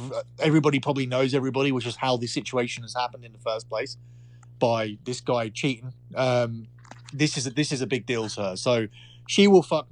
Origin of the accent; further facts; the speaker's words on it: Essex, East of England, United Kingdom; from Essex